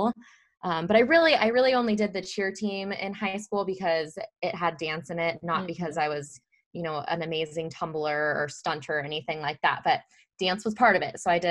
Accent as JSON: {"language": "English", "town": "Mesa", "region": "Arizona", "country": "United States", "tie": "born or raised there", "said": "I grew up in Mesa, Arizona, and fun fact, I actually work in the same hospital that I was born"}